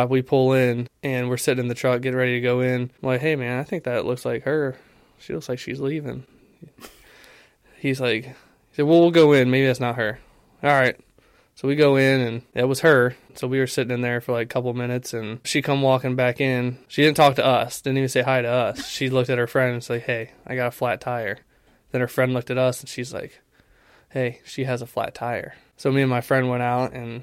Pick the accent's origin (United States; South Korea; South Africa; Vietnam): United States; Ohio; I was born in Ohio, 1995, May to be exact